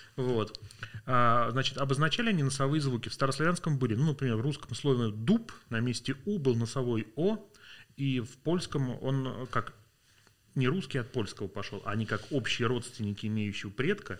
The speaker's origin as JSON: {"language": "Russian", "region": "Vladimir Oblast", "country": "Russia", "tie": "born or raised there", "said": "я родился во Владимирской области, в маленьком районном городе"}